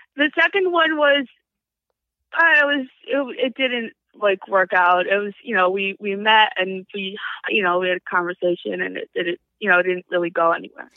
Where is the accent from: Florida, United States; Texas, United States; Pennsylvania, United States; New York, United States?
New York, United States; New Square; I grew up in New Square.